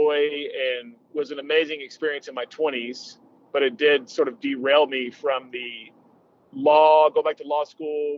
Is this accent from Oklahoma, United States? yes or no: yes; just outside of Tulsa, Oklahoma, United States; moved away as an adult; also born or lived in Colorado; I'm a Oklahoma boy, born and raised in Oklahoma, grew up just outside of Tulsa